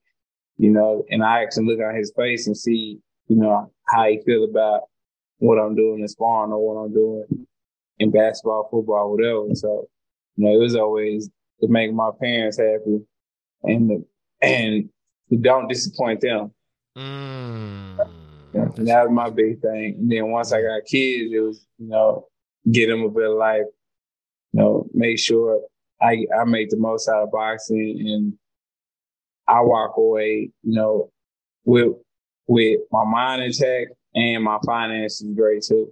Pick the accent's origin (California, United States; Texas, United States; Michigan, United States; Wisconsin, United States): Texas, United States; Dallas; growing up in Dallas, you're fighting all the time